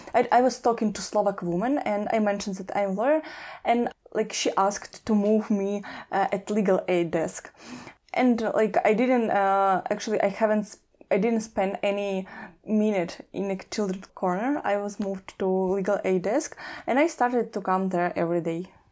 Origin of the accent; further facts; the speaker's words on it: Kyiv, Ukraine; moved away as an adult; I'm from Kiev